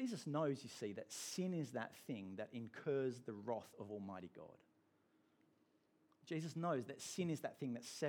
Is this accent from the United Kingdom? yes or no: yes; England, United Kingdom; now in Australia; I'm an Englishman